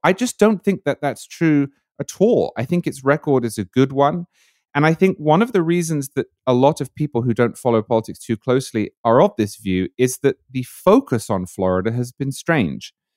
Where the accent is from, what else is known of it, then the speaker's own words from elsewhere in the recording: United Kingdom; moved away as an adult; now in United States; it was a big, big fixture, uh, in Britain in my childhood